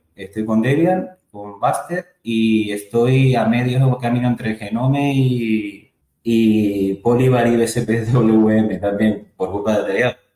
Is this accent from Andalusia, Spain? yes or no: no; Tenerife, Canary Islands, Spain; soy, soy de Tenerife